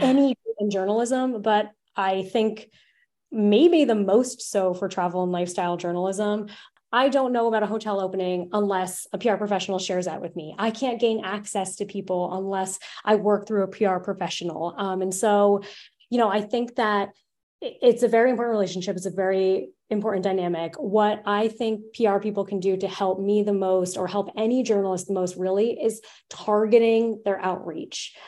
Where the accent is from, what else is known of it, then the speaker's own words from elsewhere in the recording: Narragansett, Rhode Island, United States; I was an intern at my hometown newspaper, The Narragansett Times